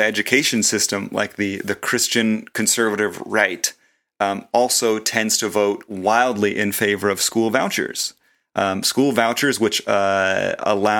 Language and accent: English; Olathe, Kansas, United States; growing up in Olathe, on the Kansas suburbs where I did